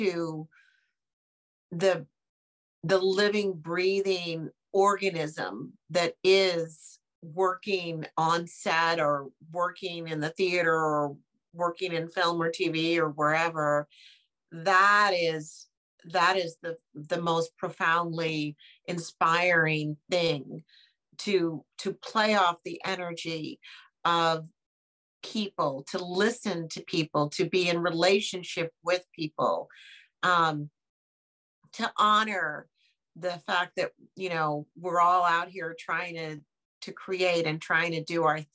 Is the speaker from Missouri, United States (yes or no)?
no; New York City, New York, United States; I am a New Yorker